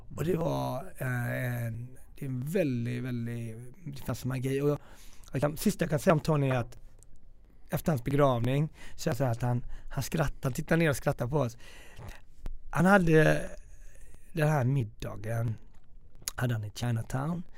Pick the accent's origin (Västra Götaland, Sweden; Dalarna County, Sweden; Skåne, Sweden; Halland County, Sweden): Västra Götaland, Sweden; Gothenburg; moved away; also born or lived in Stockholm; vet jag också som göteborgare